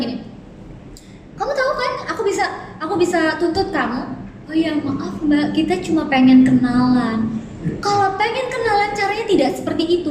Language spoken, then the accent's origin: Indonesian; Balikpapan, East Kalimantan, Indonesia; aku dari kecil aku lahir sudah di kota aku lahir di Balikpapan